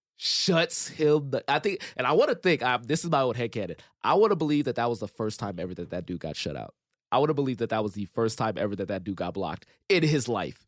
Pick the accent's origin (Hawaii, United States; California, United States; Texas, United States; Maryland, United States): California, United States; Compton; I grew up in Compton, didn't really have a whole lot